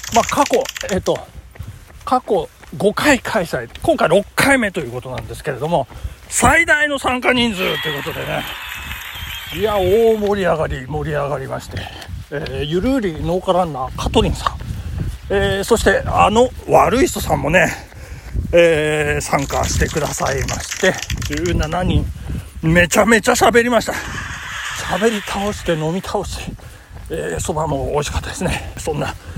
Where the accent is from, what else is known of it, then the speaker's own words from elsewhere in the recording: Nagano, Japan; 中学の長野市立東部中学校っていうんですけどそこの、えっ、ー、と、テニス部の同窓会